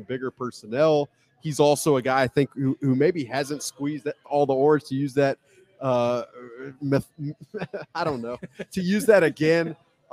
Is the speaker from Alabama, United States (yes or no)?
yes; Alabama, United States; moved away as an adult; now in Minnesota, United States; I grew up in Alabama, so you can imagine the football being kind of in my blood